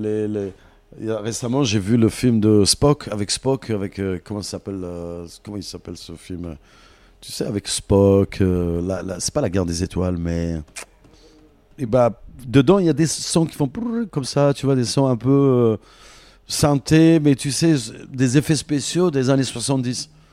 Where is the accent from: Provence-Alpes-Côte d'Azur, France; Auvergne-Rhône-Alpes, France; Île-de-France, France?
Île-de-France, France; Paris; also born or lived in Algeria; je suis parisien